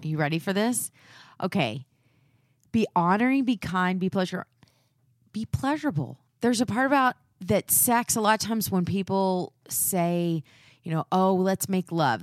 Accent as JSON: {"language": "English", "region": "Texas", "country": "United States", "tie": "born or raised there", "said": "I'm from the South, and we do those things, but we don't talk about them."}